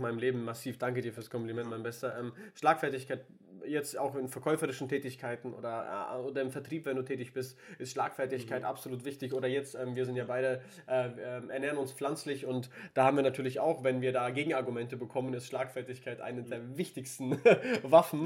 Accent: Würzburg, Bavaria, Germany; moved away as an adult; also born or lived in Nuremberg; eine Zukunft in Würzburg aufbauen, da wo ich auch, äh, wo ich herkomme ursprünglich

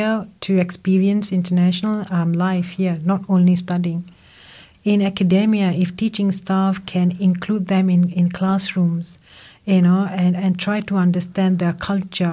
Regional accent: Malaysia; moved away as an adult; also born or lived in United States; now in Australia; I come from Malaysia

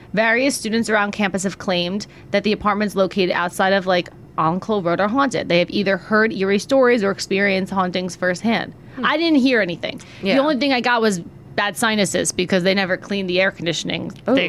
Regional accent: Marlboro, United States; where I grew up in Marlboro and stuff like that. I was just like people, I didn't have neighbors

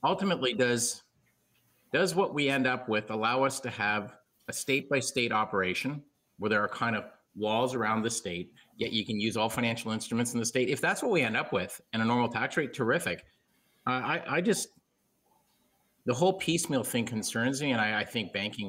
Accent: Canada; I'm the Canadian guy

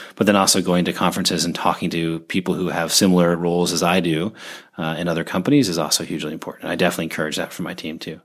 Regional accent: Seattle, Washington, United States; moved away; also born or lived in Oregon; I grew up in Seattle uh, in the '90s

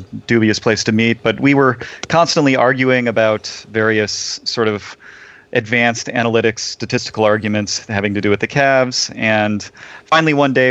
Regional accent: Shaker Heights, Ohio, United States; I was born in Shaker Heights.

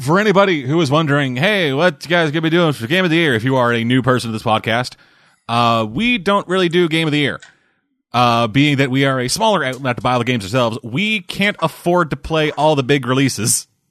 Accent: Canada; I'm Canadian

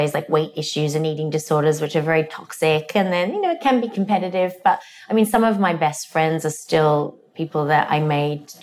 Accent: Australia; moved away as an adult; also born or lived in England; now in United States; I grew up in Australia. I moved to Australia when I was 2.

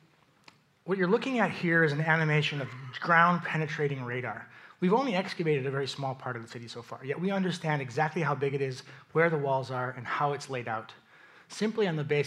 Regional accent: East Coast, United States; I'm from the East Coast, I barely know what to wear.

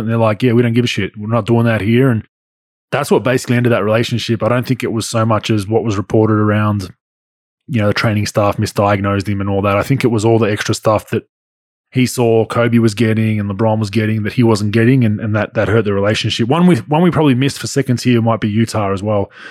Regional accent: Victoria, Australia; my home state of Victoria

